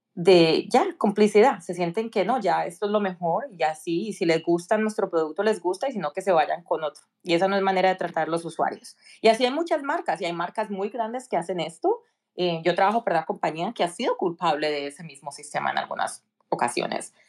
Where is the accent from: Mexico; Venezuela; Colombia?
Colombia; Cali, Valle del Cauca; moved away as an adult; now in United States; soy originalmente nací y crecí en Cali, Colombia.